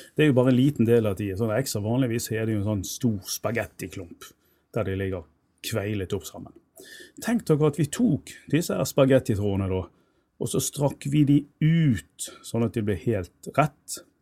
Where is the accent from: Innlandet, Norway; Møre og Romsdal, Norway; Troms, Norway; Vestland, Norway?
Vestland, Norway; Bergen; jeg er jo født og oppvokst i Bergen